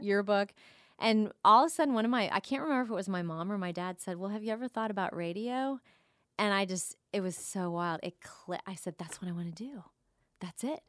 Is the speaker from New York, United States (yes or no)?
no; Jupiter, Florida, United States; moved away as an adult; also born or lived in Wheaton, Illinois; I grew up in Jupiter, Florida